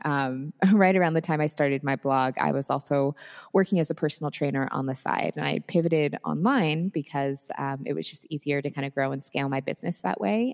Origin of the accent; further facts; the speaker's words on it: Seattle, Washington, United States; moved away as an adult; I am originally from the Seattle area. That is where I grew up and spent my whole life up until pretty recently